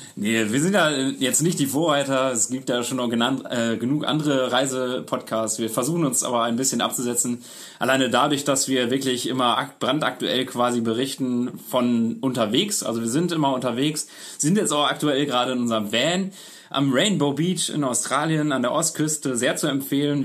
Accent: Münster area, North Rhine-Westphalia, Germany; wir sind beide aus Münster, ursprünglich aus dem Umkreis von Münster

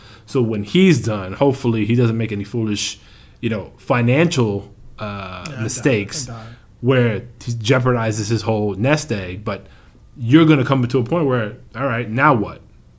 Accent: New York, United States; You know, born and bred in the New York area, and you're not a Knicks fan, I can't really get mad

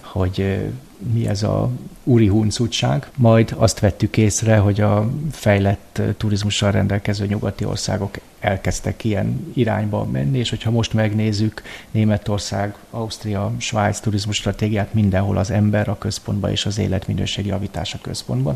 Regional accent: Hungary; now in Vienna, Austria; magyarként Bécsbe élve

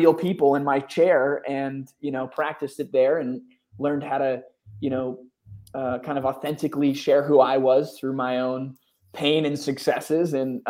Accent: Northeast, United States; now in Austin, United States; I'm from the Northeast. I live in Austin, and I'm the only one that doesn't have a Southern accent, you know, and you know, well.

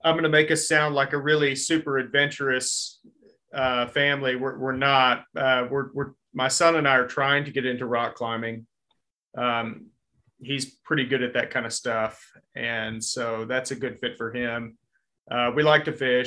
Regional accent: Texas, United States; now in Hot Springs, United States; I'm a Texan

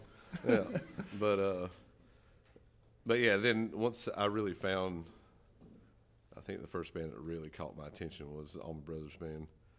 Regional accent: Mooresville, North Carolina, United States; born or raised there

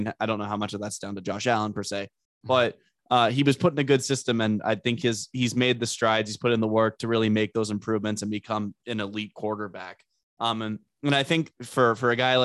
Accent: about an hour outside Buffalo, Ontario, Canada; moved away; My dad grew up about an hour outside Buffalo, where I was born in Canada, was about an hour outside Buffalo

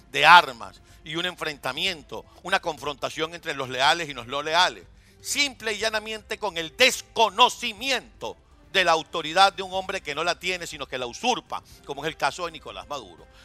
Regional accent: Venezuela; Pues nosotros, como venezolanos, como civiles, como quienes somos los que hemos mantenido a esos holgazanes

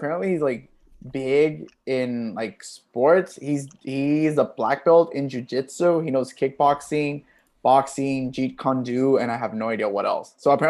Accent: Puerto Rico; I mean, I'm from originally from Puerto Rico. Of course, I have a huge wardrobe and tank tops.

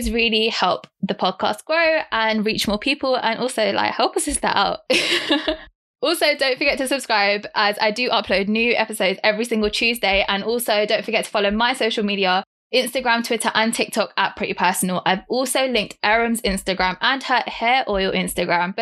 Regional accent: London, United Kingdom; I'm 25 from London and I'm Sikh Punjabi

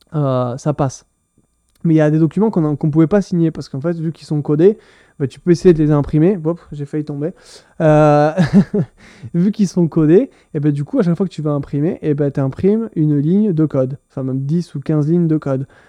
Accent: France; moved away as an adult; now in Owen Sound, Canada; je suis un Français qui s'est installé au Canada il y a 6 mois

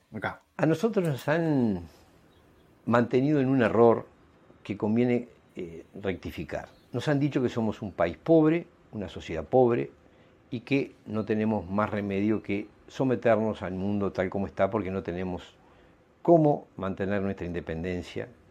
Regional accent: Uruguay; ciudadanos uruguayos

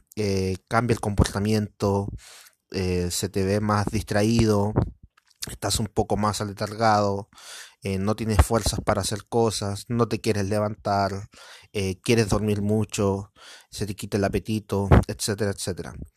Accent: Chile; soy de Latinoamérica, específicamente en Chile

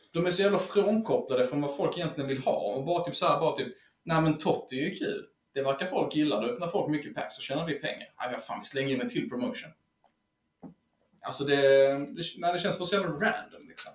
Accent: Helsingborg, Skåne, Sweden; kommer vi även från Helsingborg

